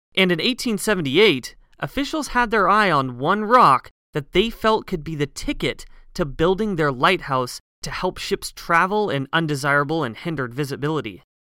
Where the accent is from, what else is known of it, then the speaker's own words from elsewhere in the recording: Pacific Northwest, United States; Growing up in the Pacific Northwest